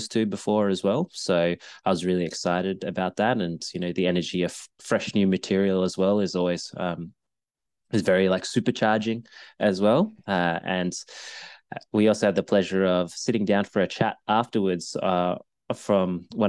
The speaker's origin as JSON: {"language": "English", "town": "Melbourne", "region": "Victoria", "country": "Australia", "tie": "born or raised there", "said": "Melbourne, Australia, my hometown."}